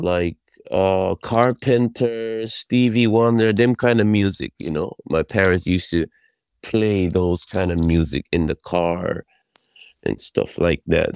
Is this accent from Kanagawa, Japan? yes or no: yes; Yokohama, Kanagawa, Japan; also born or lived in Brooklyn; I was born in Yokohama, Japan